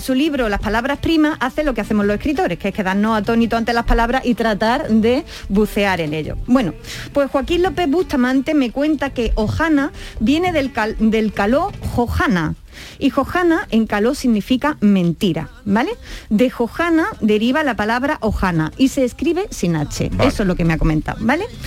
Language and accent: Spanish; Andalusia, Spain; quienes somos de Andalucía